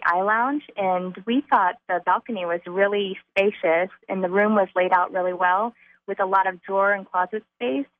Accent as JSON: {"language": "English", "region": "Florida", "country": "United States", "said": "I'm actually from Florida"}